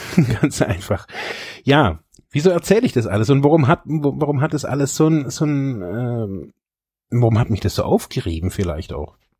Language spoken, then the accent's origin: German; Germany; Ich bin in diesem reichen Land geboren